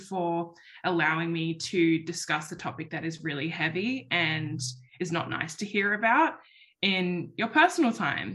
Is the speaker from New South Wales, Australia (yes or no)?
yes; Sydney, New South Wales, Australia; moved away; my community, my home city, my hometown, if you can call Sydney a hometown